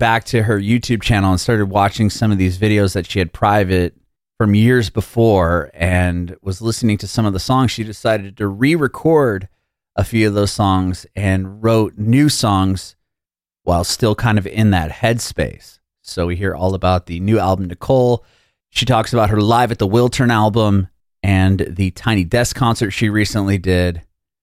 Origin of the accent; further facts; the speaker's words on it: San Diego, California, United States; moved away as an adult; also born or lived in San Francisco; now in Nashville, United States; I'm a California kid. I was born and raised in San Diego and I spent a little bit of time, about 5 years in San Francisco